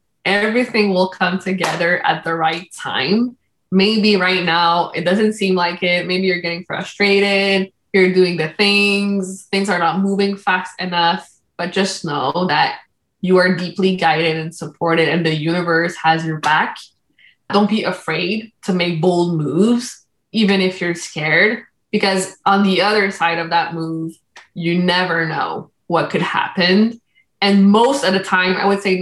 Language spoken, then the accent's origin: English; Canada; first language Spanish; English is a second language; also born or lived in Dominican Republic; I came to Canada back when I was 1 year old